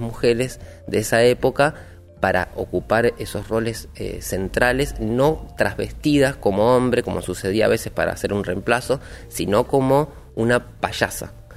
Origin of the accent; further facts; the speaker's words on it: Billinghurst, Buenos Aires Province, Argentina; Y soy del partido de Billinghurst, de acá de San Martín